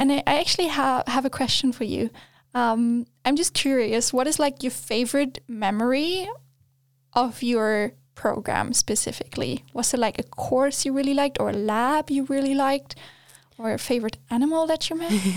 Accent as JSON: {"language": "English", "country": "Germany", "tie": "born or raised there", "also_born_or_lived": "Australia", "second_language": "English", "moved": "as an adult", "lives_now": "Sweden", "said": "I grew up in Germany. That's all I knew until the point I moved to Australia."}